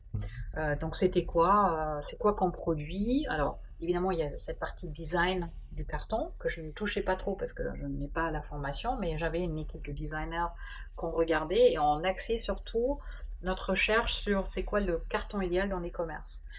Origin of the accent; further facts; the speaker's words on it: Germany; French is a second language; moved away as an adult; also born or lived in Dijon, France; now in France; je suis d'origine allemande